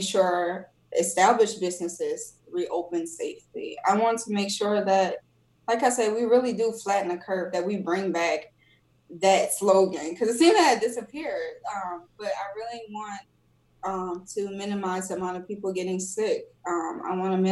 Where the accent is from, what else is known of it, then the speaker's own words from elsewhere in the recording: New Orleans, Louisiana, United States; I'm from New Orleans